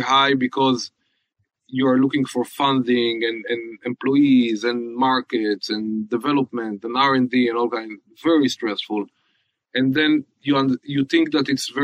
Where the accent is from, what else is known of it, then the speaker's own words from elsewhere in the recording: Haifa, Haifa District, Israel; I'm from Haifa